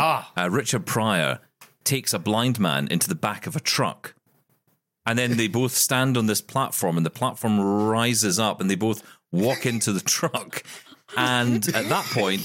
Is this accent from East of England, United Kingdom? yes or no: no; Scotland, United Kingdom; I am Scottish